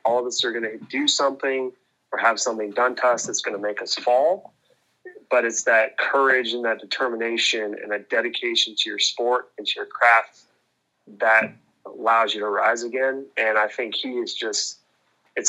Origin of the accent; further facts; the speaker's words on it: Southern California, United States; I grew up in Southern California